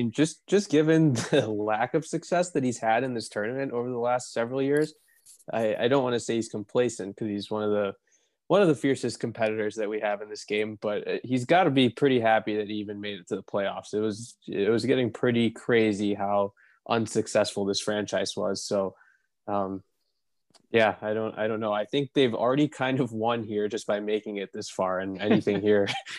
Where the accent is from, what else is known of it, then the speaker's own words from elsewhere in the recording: Mumbai, Maharashtra, India; Taking Mumbai, taking my hometown.